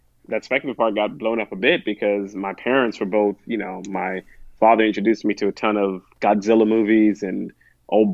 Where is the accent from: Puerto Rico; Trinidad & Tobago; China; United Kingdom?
Trinidad & Tobago; Chaguanas; moved away; also born or lived in United States; I was born in the United States, but sent back. Growing up with my grandparents was, I lived in a place called Chaguanas in Trinidad